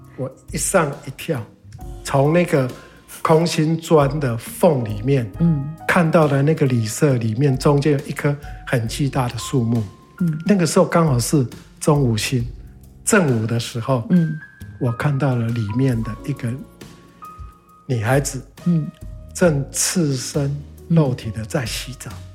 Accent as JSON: {"language": "Chinese", "town": "Dawu", "region": "Taitung County", "country": "Taiwan", "tie": "born or raised there", "lives_now": "Taitung City, Taiwan", "said": "我从小在大武生医师、长医师，嗯。一直到了后来读书到外地，嗯。一直到当兵完又回到台东"}